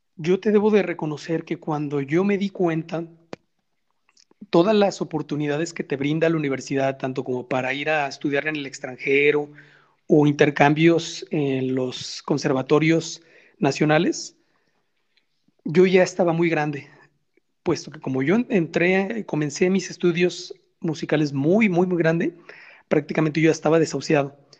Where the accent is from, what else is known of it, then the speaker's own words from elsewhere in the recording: Guadalajara, Jalisco, Mexico; nosotros como mexicanos, como tapatíos